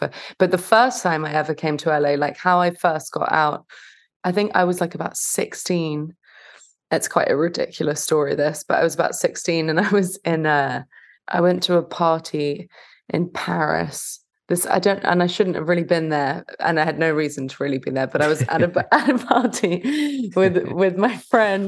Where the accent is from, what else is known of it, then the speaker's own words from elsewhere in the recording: London, United Kingdom; moved away as an adult; also born or lived in West Hollywood, Los Angeles; now in Los Angeles, United States; I'm from London